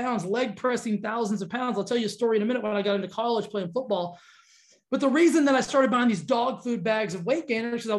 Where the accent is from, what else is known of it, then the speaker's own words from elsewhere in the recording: Texas, United States; growing up in Texas